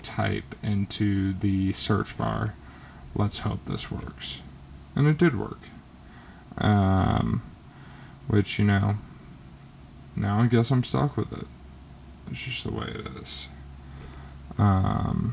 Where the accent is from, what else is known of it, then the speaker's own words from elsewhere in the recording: Georgia, United States; I'm from the state of Georgia